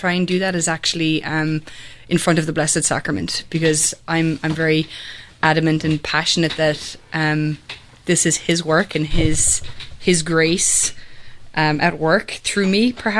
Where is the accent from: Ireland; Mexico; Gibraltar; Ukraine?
Ireland; Kerry, Munster; also born or lived in Limerick, Ireland; now in Atlanta, United States; I grew up in Ireland, and I was born in Limerick, but my parents both grew up in Kerry, and all the family was back in Kerry. So when I was about 8, our family moved back to Kerry